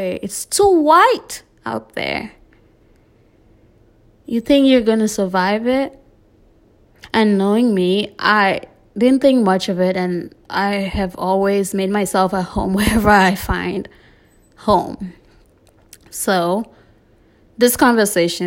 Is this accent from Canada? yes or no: no; South West Region, Cameroon; moved away as an adult; also born or lived in Delaware, United States; now in Arkansas, United States; I was born and raised in Cameroon until 18 before I immigrated to the US. Back home in Boya, Limbe, and just Cameroon in general